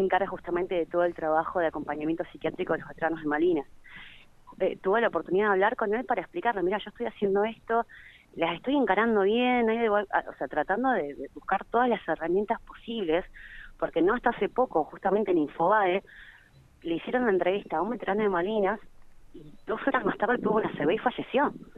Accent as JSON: {"language": "Spanish", "town": "Río Gallegos", "region": "Santa Cruz", "country": "Argentina", "said": "es para mi pueblo, y es para gallegos"}